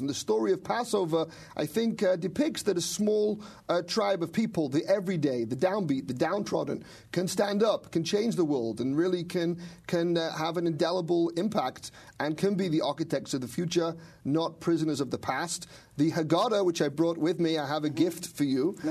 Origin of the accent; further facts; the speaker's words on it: Manchester, North West England, United Kingdom; moved away as an adult; also born or lived in Israel; I'm from Manchester, England, and uh, uh, growing up in Manchester